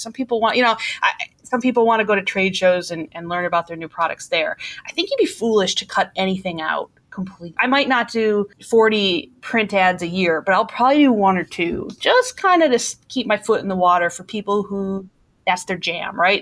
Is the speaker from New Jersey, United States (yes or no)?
no; Milwaukee, Wisconsin, United States; accent: Milwaukee; I'm from Milwaukee, Wisconsin